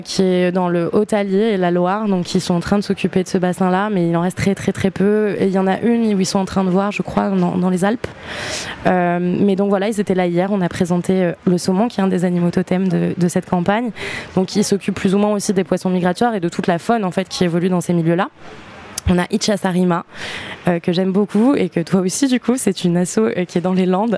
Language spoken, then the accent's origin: French; New Caledonia; moved away; also born or lived in Montauban, France; j'ai grandi en Nouvelle-Calédonie